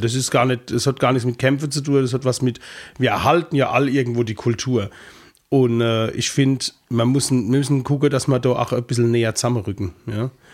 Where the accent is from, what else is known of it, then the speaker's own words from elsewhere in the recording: Ludwigshafen, Rhineland-Palatinate, Germany; bei uns in Ludwigshafen